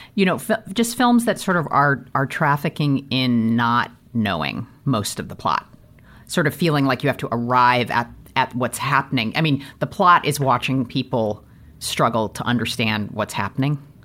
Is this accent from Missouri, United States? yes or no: yes; St. Louis, Missouri, United States; I grew up in Saint Louis, Missouri